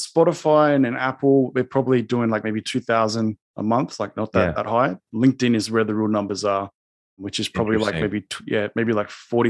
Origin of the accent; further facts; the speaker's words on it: Sydney, New South Wales, Australia; Sydney, Australia.